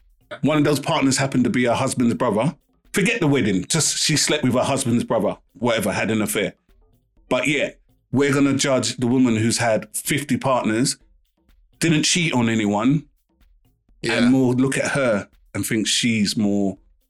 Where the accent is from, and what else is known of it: London, United Kingdom